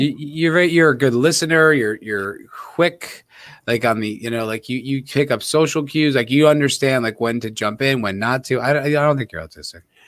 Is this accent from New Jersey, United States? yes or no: yes; New Jersey, United States; I'm from Jersey.